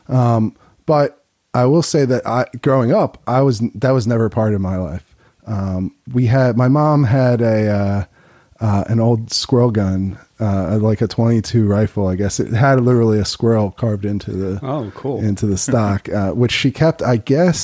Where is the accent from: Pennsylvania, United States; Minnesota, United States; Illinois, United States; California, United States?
Pennsylvania, United States; Chester County, near Philadelphia; I grew up near Philly, but out in the in the suburbs